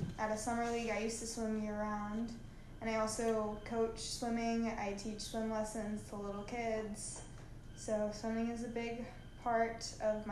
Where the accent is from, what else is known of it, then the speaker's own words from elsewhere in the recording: Atlanta, Georgia, United States; I'm from Atlanta